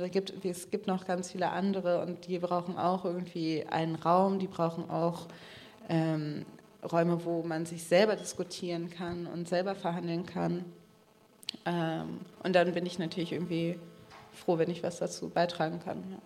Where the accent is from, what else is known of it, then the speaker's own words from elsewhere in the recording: Germany; first language English and German (bilingual); meine Mutter kommt aus den USA, das heißt, ich bin zweisprachig aufgewachsen. Ich habe mit meiner Oma, die auch hier in ähm, Deutschland gelebt hat